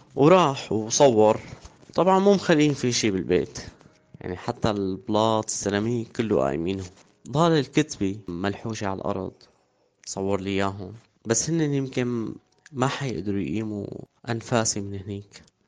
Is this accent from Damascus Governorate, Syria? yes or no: yes; Damascus, Damascus Governorate, Syria; moved away as an adult; also born or lived in Harasta, Syria; من مواليد دمشق عام 1986 سكان مدينة حرستا